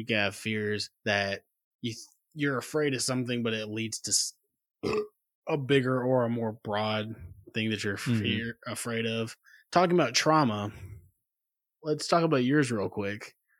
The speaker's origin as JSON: {"language": "English", "town": "South Bend", "region": "Indiana", "country": "United States", "tie": "born or raised there", "said": "growing up in South Bend"}